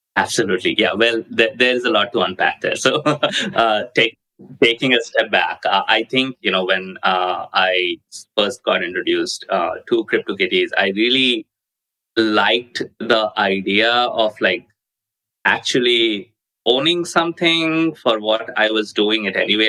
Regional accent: India; moved away; I grew up in India and then moved away

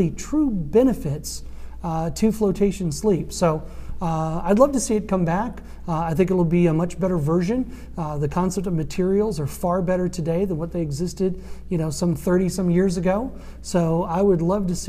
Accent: St. Louis, Missouri, United States; moved away as an adult; also born or lived in Columbia, Missouri / Jackson, Mississippi; I was from St. Louis

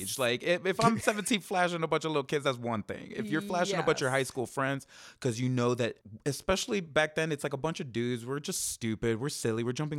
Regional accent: Miami, Florida, United States; now in Los Angeles, United States; In Miami.

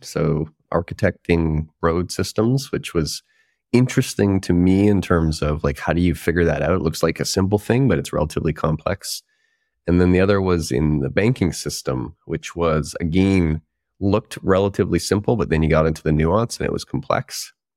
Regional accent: Prince George, British Columbia, Canada; moved away as an adult; also born or lived in Victoria, British Columbia; I grew up closer to the North Pole probably than most people. North Central British Columbia, a place called Prince George

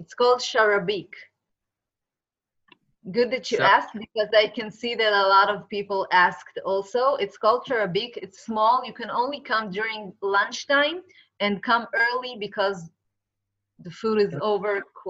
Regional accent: New York, United States; We're from New York.

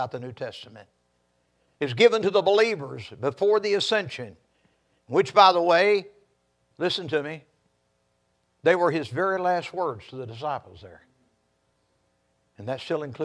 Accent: Texas, United States; I'm a Texan.

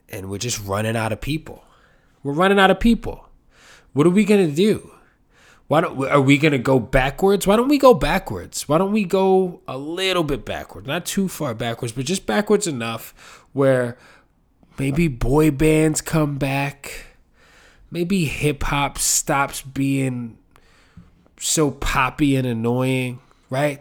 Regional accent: New York City, New York, United States; I'm from New York City

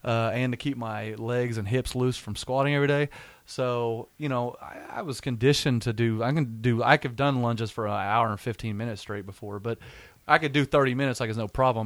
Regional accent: Weatherford, Oklahoma, United States; I'm from Weatherford, Oklahoma

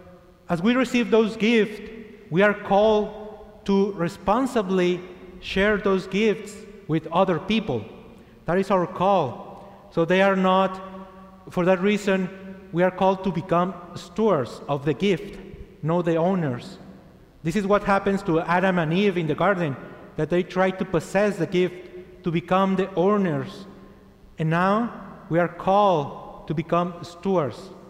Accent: Chihuahua, Mexico; English is a second language; moved away as an adult; also born or lived in El Paso, Texas; I was born in Chihuahua, Mexico, and I'm 34 years old

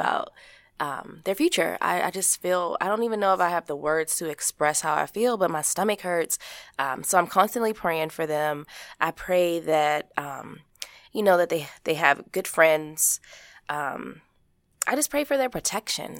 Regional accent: Baltimore, Maryland, United States; growing up in Baltimore, Maryland, as a kid, as a teenager

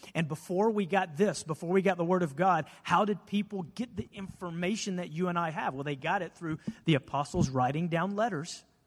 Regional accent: United States; we're an American church

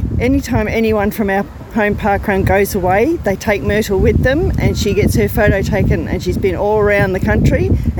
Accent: Bundaberg, Queensland, Australia; I'm actually from Bundaberg, but Bagara is my home parkrun along the coast.

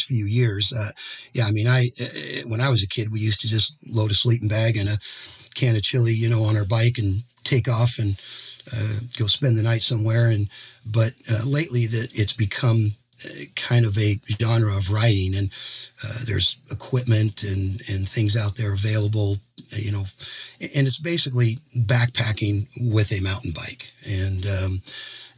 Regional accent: Boise, Idaho, United States; I am from Boise, Idaho

